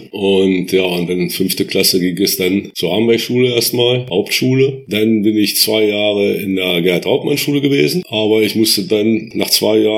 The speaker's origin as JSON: {"language": "German", "town": "Göttingen", "region": "Lower Saxony", "country": "Germany", "tie": "born or raised there", "said": "Ich bin 1958 geboren in Göttingen und bin seitdem auch in Holten sind immer geblieben, nie irgendwo anders gewesen."}